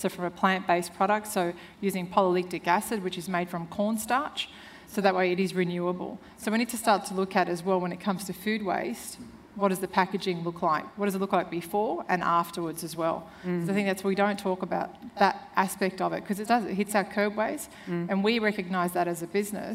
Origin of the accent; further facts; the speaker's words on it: Serbia; moved away; I'm originally from Serbia, and when I was 8, I remember my mother killing a chicken